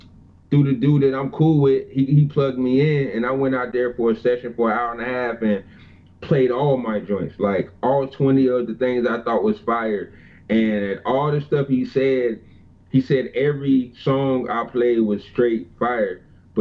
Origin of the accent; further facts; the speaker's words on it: the South, United States; I'm from the South